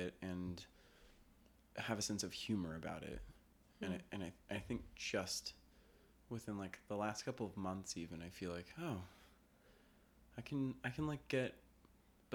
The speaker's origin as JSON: {"language": "English", "town": "Denver", "region": "Colorado", "country": "United States", "tie": "born or raised there", "also_born_or_lived": "Los Angeles, California", "moved": "yes", "lives_now": "New York City, United States", "said": "I grew up in Denver"}